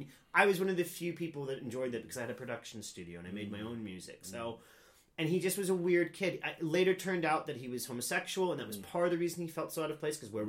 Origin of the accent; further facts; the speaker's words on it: Anderson Township, Ohio, United States; moved away as an adult; also born or lived in California / South Korea; now in London, United Kingdom; I grew up in a suburb of Cincinnati. Right. I didn't grow up in the city.